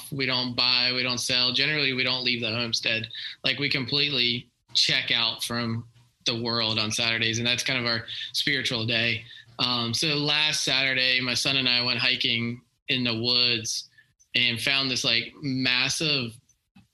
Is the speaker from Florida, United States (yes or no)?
yes; Tampa, Florida, United States; I grew up in Tampa, Florida, so like I was always at the ocean